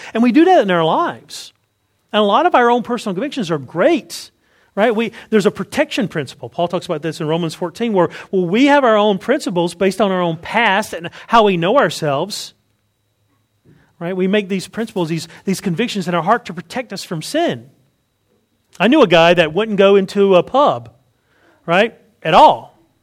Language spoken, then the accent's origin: English; Wilson County, North Carolina, United States; I grew up in Wilson County. Right? Where I'm from, it's called Wilson. You have to say there's a T in it, but there's not really a T. It's Wilson right? Wilson County in North Carolina.